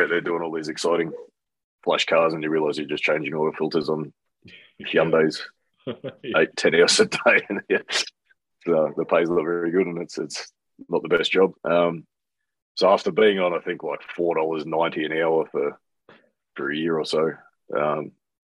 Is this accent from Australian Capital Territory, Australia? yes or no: yes; Canberra, Australian Capital Territory, Australia; born or raised there; also born or lived in New Zealand